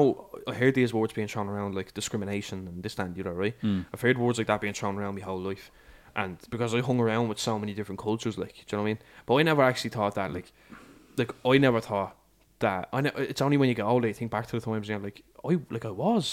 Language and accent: English; Dublin, Leinster, Ireland; I'm from Ladysville